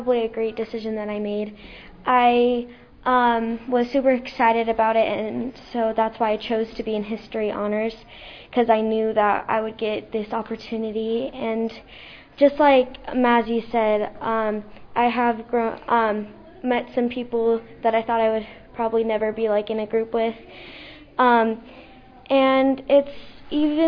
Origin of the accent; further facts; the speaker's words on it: United States; since I was born here in America